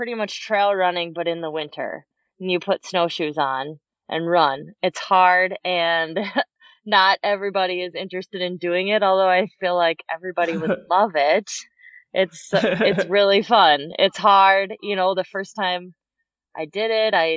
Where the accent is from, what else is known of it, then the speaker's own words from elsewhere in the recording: Madison, Wisconsin, United States; I grew up in Madison, Wisconsin here